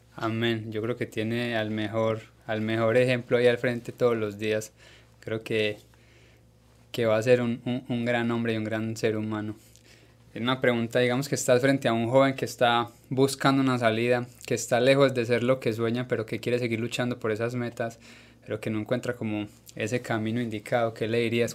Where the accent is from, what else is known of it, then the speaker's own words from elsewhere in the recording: Colombia; nosotros en Colombia